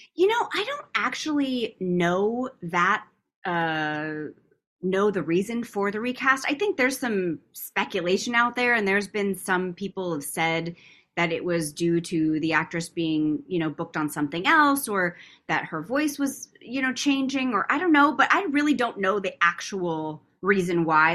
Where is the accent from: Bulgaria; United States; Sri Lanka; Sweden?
United States; Tucson, Arizona; moved away as an adult; now in Los Angeles, United States; my hometown of, of Tucson, Arizona